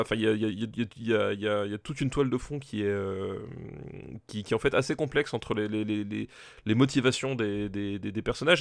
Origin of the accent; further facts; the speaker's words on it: Alsace, Grand Est, France; je suis, je suis originaire d'Alsace.